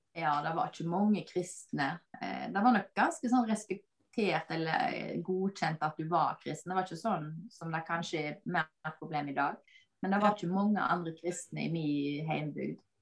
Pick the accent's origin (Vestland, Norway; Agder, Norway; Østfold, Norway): Vestland, Norway; Bømlo; moved away; jeg kommer opprinnelig fra Bømlo